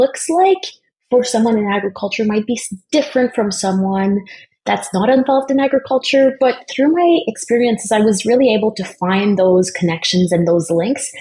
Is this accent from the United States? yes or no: no; Eastern Ontario, Canada; growing up in the Francophone community in Eastern Ontario